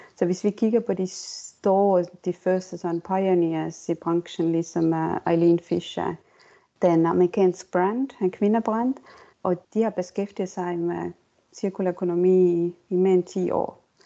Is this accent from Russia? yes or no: no; Estonia; Danish is a second language; moved away as an adult; also born or lived in Denmark / United States; jeg kommer fra Estland, men jeg har boet øh, egentlig i Danmark og også i USA i næsten 18-20 år.